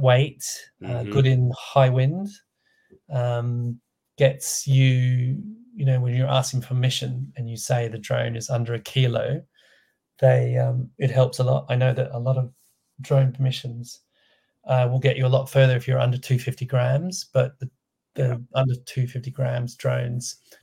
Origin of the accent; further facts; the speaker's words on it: Australia; moved away; I'm from Australia